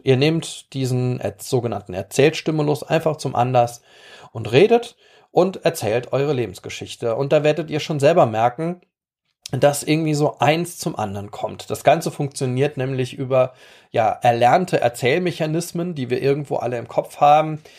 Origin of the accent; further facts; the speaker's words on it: Rhineland-Palatinate, Germany; bei uns in der Pfalz